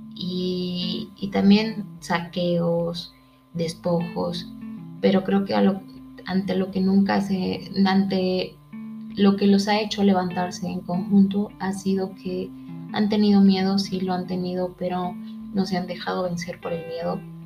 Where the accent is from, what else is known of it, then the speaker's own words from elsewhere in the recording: Mexico; nosotros como mexicanos